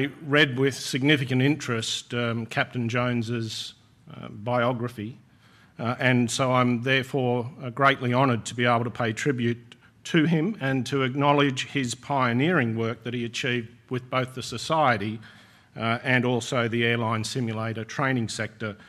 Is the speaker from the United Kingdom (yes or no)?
no; Sydney, New South Wales, Australia; In Sydney, my hometown